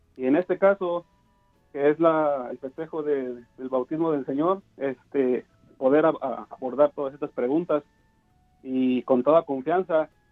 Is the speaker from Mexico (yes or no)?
yes; Mexico; yo soy de México